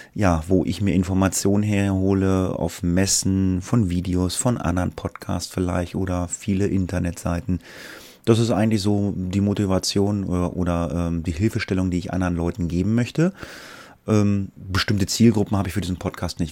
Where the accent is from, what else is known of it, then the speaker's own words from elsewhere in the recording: Göttingen, Lower Saxony, Germany; Ich komme aus dem Raum Göttingen